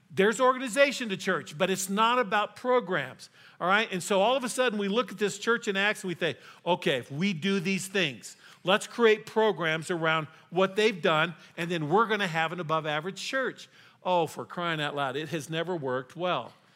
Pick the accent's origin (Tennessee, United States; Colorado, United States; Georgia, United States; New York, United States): Colorado, United States; also born or lived in Texas; I was raised here in Colorado